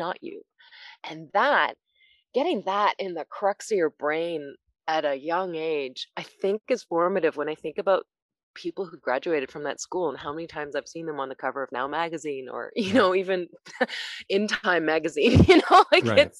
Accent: Toronto, Ontario, Canada; English is a second language; moved away as an adult; now in Los Angeles, United States; when I first moved to Canada and I didn't speak English

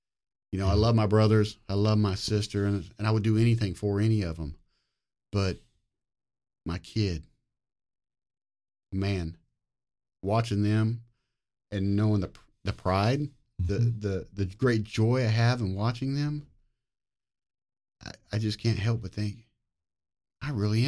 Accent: Fairview, Oklahoma, United States; Fairview, Oklahoma.

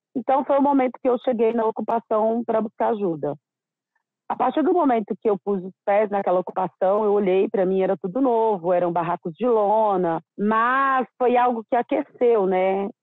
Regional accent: interior of Minas Gerais, Brazil; moved away as an adult; now in São Paulo, Brazil; Eu sou do interior de Minas Gerais, meus pais lavradores

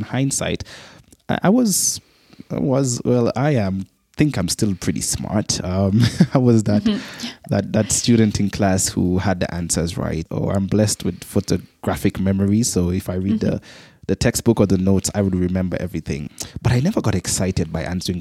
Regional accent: Antigua & Barbuda; I grew up in the Caribbean island of Antigua, twin island state of Antigua and Barbuda

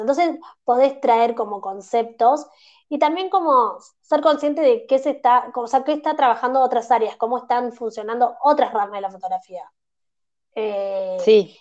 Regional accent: Argentina; no sos de Buenos Aires como me pasa a mí

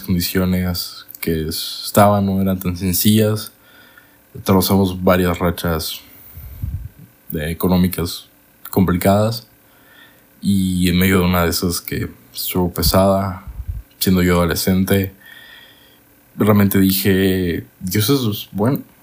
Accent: Monterrey, Nuevo León, Mexico; also born or lived in Guadalajara; Yo, siendo niño, me fui a la ciudad de Monterrey con mi mamá

